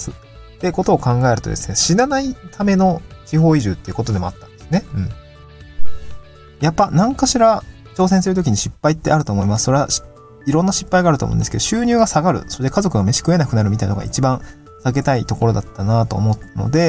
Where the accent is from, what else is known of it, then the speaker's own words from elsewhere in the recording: Niigata, Japan; moved away as an adult; also born or lived in Aomori / Tokyo; now in Awaji Island, Japan; もともと僕も地方出身だったし、まあ新潟で18年住んで、青森に4年住んでとっていうところで、まあ、かなり地方寄りの出身の人だったんで、